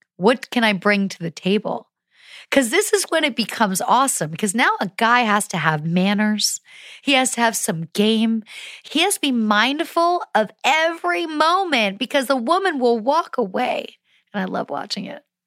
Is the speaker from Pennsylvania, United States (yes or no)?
yes; Pennsylvania, United States; I grew up in Pennsylvania